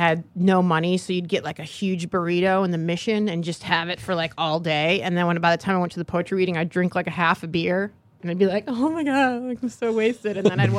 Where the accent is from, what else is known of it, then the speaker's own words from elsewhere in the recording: Michigan, United States; now in San Francisco, United States; No, I'm from Michigan. And then I was going to art school in Michigan, and this friend of mine said she was going to San Francisco for the semester.